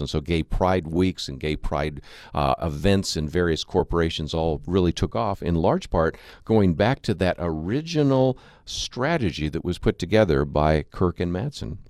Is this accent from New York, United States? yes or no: no; Berkeley, California, United States; I was born in Berkeley, California